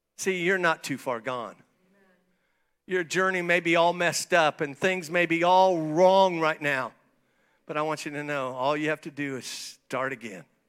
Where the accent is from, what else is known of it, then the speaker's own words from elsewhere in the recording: St. Marys, Ohio, United States; moved away; I was born in Saint Mary's, Ohio. That's where I was born. I've been back there a few times